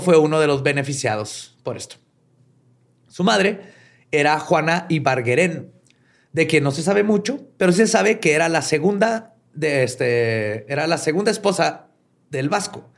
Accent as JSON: {"language": "Spanish", "country": "Mexico", "said": "acá en México"}